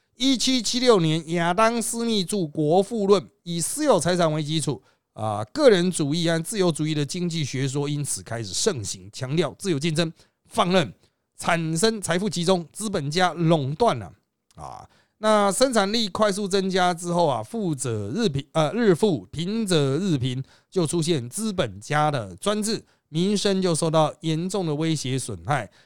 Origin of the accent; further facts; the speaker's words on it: Taiwan; 我们台湾人哪吃得了那么多香菇啊？